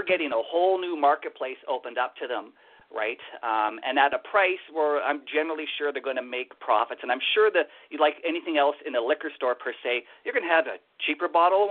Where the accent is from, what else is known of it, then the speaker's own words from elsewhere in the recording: Winnipeg, Manitoba, Canada; moved away; I was originally born and raised in Winnipeg, where the winters are ice cold and freezing